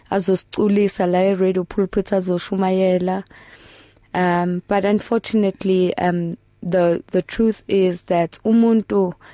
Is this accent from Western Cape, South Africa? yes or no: no; Potchefstroom, North West, South Africa; born there; I was born in Potchefstroom in the early 1980s where I was abandoned by my birth parents